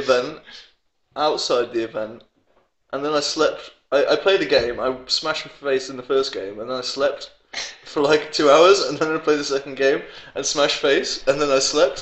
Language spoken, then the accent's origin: English; England, United Kingdom; now in Denmark; I'm English.